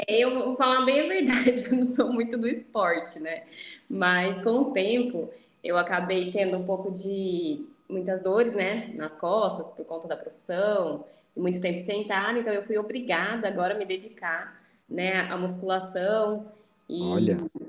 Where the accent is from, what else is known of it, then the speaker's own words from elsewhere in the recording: Campinas, São Paulo, Brazil; now in Bragança Paulista, Brazil; Eu nasci em Campinas, que é uma cidade vizinha aqui, né? Só que a minha família reside numa cidade próxima a Bragança